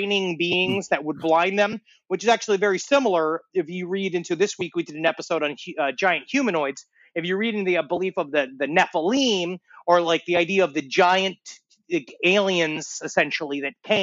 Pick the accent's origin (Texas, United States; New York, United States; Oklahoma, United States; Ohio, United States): New York, United States; New York City; when I was growing up in Queens, we had an influx of the Haitian population